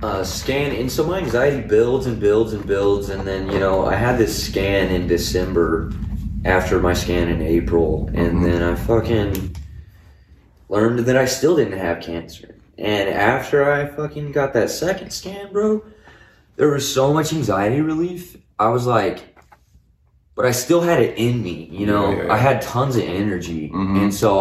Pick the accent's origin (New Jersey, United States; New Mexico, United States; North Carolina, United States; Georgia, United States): New Mexico, United States; Clovis; From Clovis, brother.